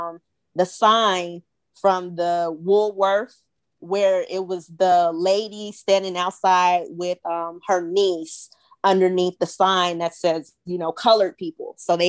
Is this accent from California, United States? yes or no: no; Mobile, Alabama, United States; moved away; I'm back home. Yeah, I'm back home in Alabama for her birthday.